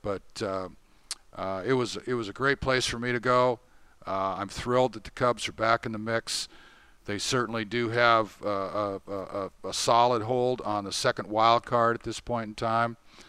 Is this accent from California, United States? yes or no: no; Tacoma, Washington, United States; I was growing up in Tacoma, Washington